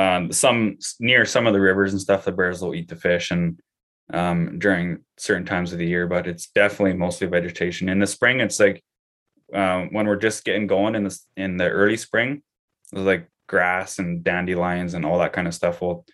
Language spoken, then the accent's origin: English; Canada; So I think as just a Canadian citizen, I can still go to Alberta